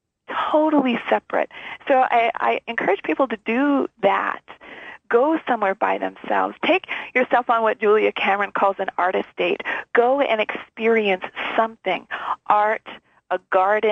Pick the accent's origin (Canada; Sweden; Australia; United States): Canada; being Canadian